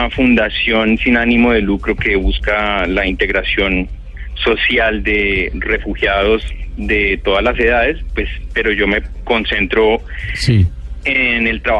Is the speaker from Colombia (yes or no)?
yes; Colombia; moved away as an adult; yo hace unos cinco años eh, me fui de Colombia, yo era profesor de la Universidad Javeriana, del Departamento de Artes